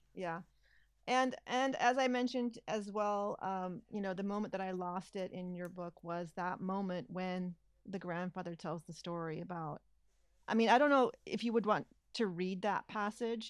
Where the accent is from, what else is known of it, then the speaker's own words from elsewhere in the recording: California, United States; even as a Californian